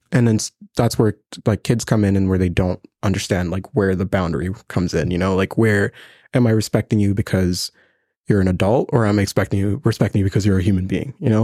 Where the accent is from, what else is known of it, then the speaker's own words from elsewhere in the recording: Burundi; now in Lethbridge, Canada; I'm from Burundi. It's a small country in East Africa, right next to Rwanda